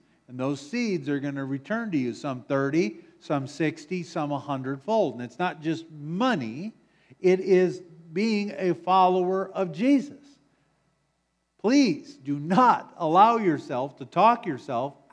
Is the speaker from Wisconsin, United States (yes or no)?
yes; Wisconsin, United States; moved away; I'm from Wisconsin